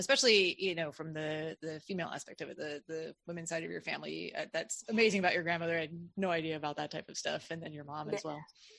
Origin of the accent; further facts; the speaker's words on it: Midwest, United States; now in Southern United States; I grew up in the Midwest and I live in the South now